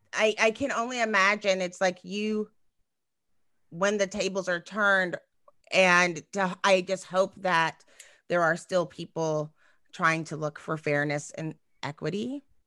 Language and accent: English; Texas, United States; I'm from Texas